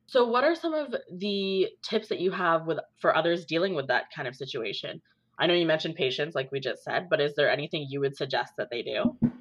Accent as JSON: {"language": "English", "town": "Brampton", "region": "Ontario", "country": "Canada", "tie": "born or raised there", "said": "I spent a little bit of time growing up in Brampton"}